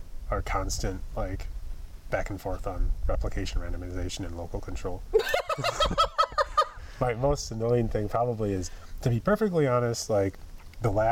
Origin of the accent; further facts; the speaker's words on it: Wisconsin, United States; moved away; I'm from Wisconsin.